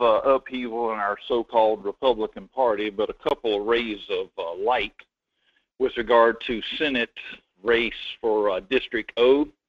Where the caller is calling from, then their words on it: Denali, Alaska, United States; Good morning, Mike. It's … out of Denali.